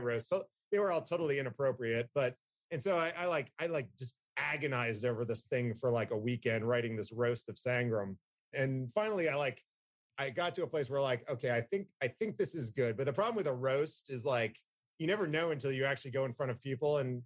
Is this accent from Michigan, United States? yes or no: no; New Jersey, United States; now in Atlanta, United States; I'm from Jersey